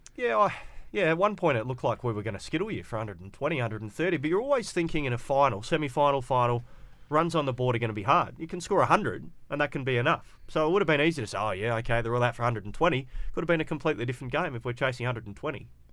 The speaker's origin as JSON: {"language": "English", "town": "Perth", "region": "Western Australia", "country": "Australia", "tie": "born or raised there", "said": "I grew up in the Willerton area"}